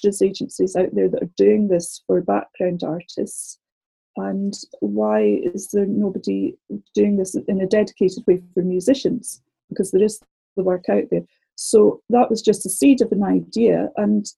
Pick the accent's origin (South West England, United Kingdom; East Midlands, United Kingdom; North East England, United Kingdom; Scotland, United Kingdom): Scotland, United Kingdom; moved away as an adult; now in London, United Kingdom; I'm from Scotland originally, as you can probably tell